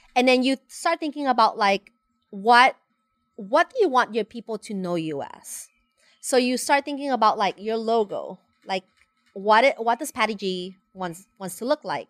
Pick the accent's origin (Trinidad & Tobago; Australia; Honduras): Honduras; moved away as an adult; now in United States; I was born and raised in Honduras